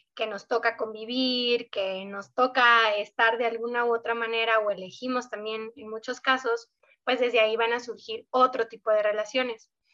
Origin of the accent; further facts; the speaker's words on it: Sonora, Mexico; soy justo una sonorense